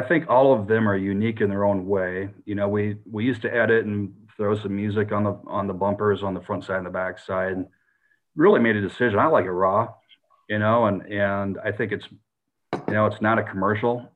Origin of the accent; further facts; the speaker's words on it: South Dakota, United States; now in Texas, United States; where I grew up in South Dakota or the Northern Plains